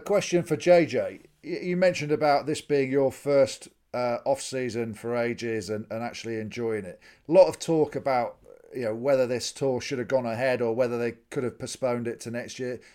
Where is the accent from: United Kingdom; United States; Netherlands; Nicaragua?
United Kingdom; England; as an Englishman